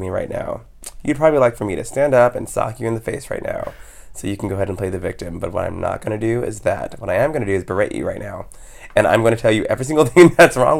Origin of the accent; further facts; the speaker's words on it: Palm Springs / Los Angeles, California, United States; also born or lived in Texas; I'm, you know, born in Texas, but I was raised, you know, right outside of Palm Springs / here in L.A.